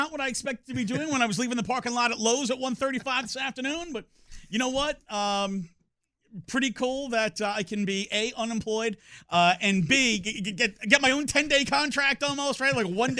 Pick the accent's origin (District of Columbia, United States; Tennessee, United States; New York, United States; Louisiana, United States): New York, United States; You know, I'm from New York. All my family's up in New York.